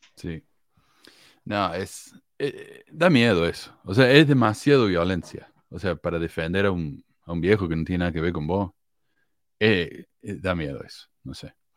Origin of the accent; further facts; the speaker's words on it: Argentina; also born or lived in Chile; era argentino